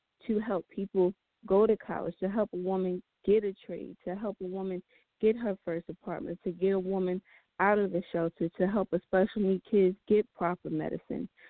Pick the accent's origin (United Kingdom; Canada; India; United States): United States; New Jersey; my home state, New Jersey